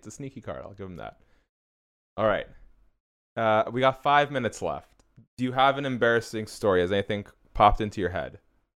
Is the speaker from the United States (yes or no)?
no; Canada; I'm Canadian born but of Iranian heritage